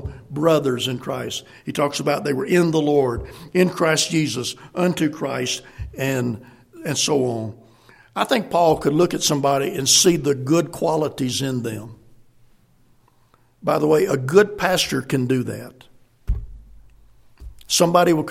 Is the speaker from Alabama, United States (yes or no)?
no; South Carolina, United States; moved away as an adult; also born or lived in Senegal; I'm a Marine from South Carolina with Tennessee Temple.